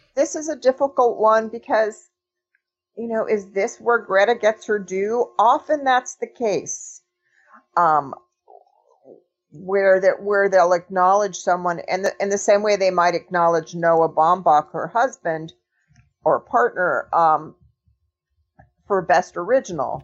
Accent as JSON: {"language": "English", "town": "Los Angeles", "region": "California", "country": "United States", "tie": "born or raised there", "said": "I grew up in Los Angeles. I was a, little, a very young during that period"}